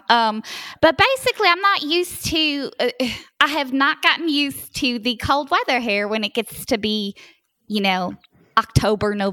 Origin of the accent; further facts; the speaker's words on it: Georgia, United States; moved away as an adult; Um, you know, I grew up in Georgia. Came here when I was let's see 47 i'm 60 now